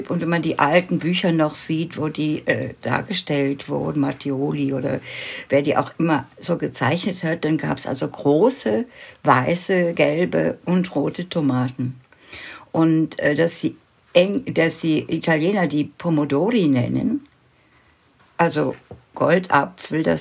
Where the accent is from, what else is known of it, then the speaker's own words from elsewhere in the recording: Wuppertal, North Rhine-Westphalia, Germany; born there; ich bin ja in Deutschland geboren und zwar in Wuppertal. Und, aber in einem ganz kleinen Dorf am Rande der Stadt.